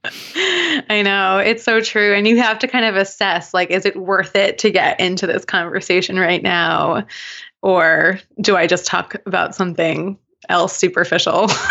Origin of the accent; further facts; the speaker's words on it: Long Island, New York, United States; I grew up on Long Island in New York